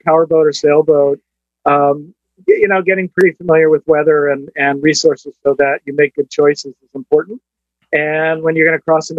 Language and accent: English; Connecticut, United States; I had a toy boat in a bathtub, and so I grew up in Connecticut, and my family had actually early on, my father had a power boat.